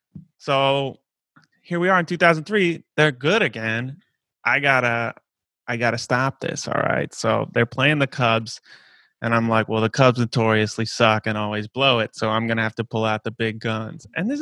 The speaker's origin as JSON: {"language": "English", "town": "Zanesville", "region": "Ohio", "country": "United States", "tie": "born or raised there", "said": "Zanesville, Ohio, my hometown."}